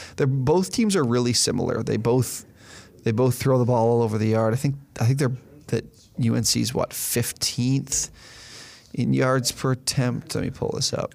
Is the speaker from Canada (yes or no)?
yes; Canada; we're Canadian, so we went to Windsor